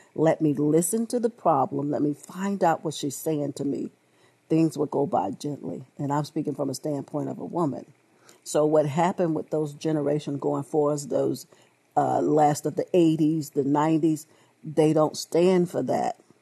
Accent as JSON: {"language": "English", "country": "United States", "tie": "born or raised there", "said": "I was born here in America"}